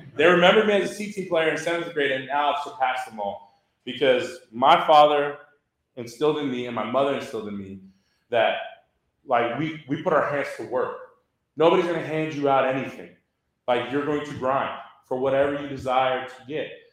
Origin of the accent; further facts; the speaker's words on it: Houston, Texas, United States; I grew up in Southwest Houston, and that's where the house was